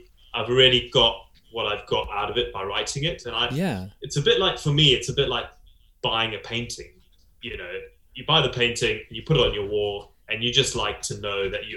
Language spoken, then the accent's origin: English; South Africa; also born or lived in Zimbabwe; now in United Kingdom; in South Africa, where I grew up. I was born in Zimbabwe and then moved to South Africa when I was a kid